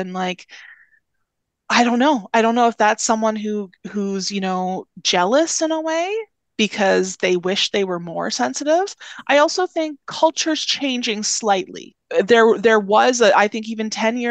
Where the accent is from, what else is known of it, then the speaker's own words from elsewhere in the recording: Northern Ontario, Canada; moved away; I'm originally from Northern Ontario